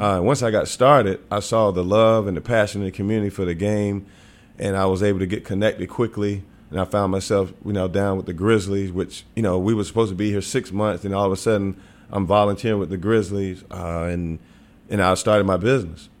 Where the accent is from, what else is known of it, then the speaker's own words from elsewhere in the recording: Wilmington, North Carolina, United States; moved away as an adult; also born or lived in Knoxville, Tennessee / Springfield; now in Memphis, United States; I grew up in Wilmington.